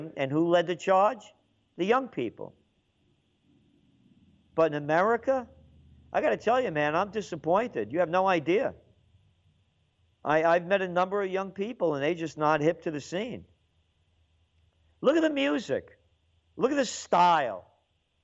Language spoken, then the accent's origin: English; New York City, New York, United States; also born or lived in Yonkers; I grew up in the Bronx. Then we moved to Yonkers later on.